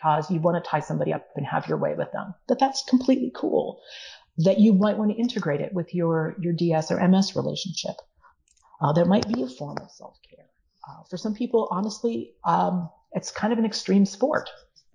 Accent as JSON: {"language": "English", "country": "United States", "said": "at least here in the United States"}